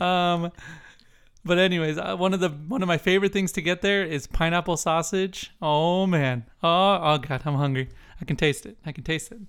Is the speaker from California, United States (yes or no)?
yes; San Diego, California, United States; I'm from San Diego